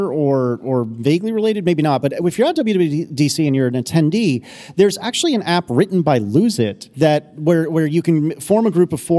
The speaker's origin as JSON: {"language": "English", "region": "Northeast", "country": "United States", "tie": "born or raised there", "said": "I grew up in the Northeast during the time that Nextel phones were a thing."}